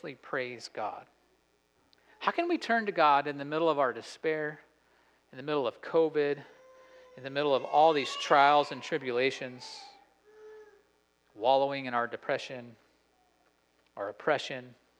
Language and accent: English; Idaho, United States; I grew up in Idaho